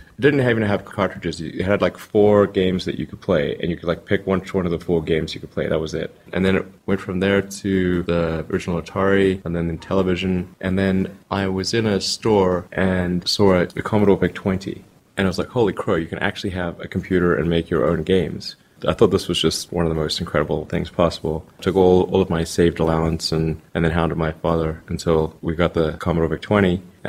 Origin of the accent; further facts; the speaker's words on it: South Africa; now in United States; I mean, I grew up in South Africa, honestly, seeing a lot of the same TV and movies and reading comic books